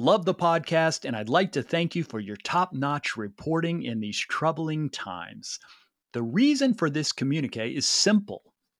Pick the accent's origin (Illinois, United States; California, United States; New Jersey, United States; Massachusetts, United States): Illinois, United States; Peoria; I think my hometown of Peoria, Illinois.